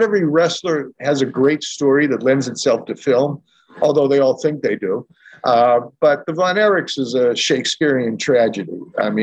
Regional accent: Boston, Massachusetts, United States; moved away as an adult; also born or lived in Southern California; originally from Boston. I was in California, Southern Cal for a long time. I'm currently back in Boston

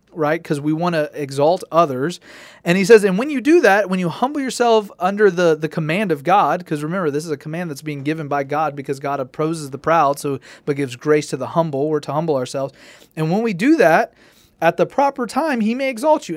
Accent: Tennessee, United States; growing up in Tennessee and good Southern culture

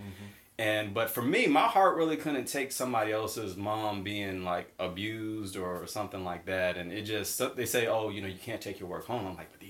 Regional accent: Boston, Massachusetts, United States; Yeah, so I'm originally from the Boston area, Massachusetts.

